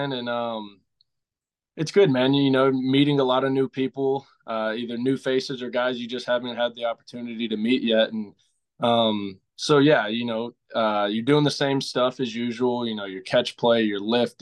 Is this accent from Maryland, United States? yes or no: no; about 30 minutes from Beaumont, Texas, United States; It was in Beaumont, Texas, about 30 minutes out of my hometown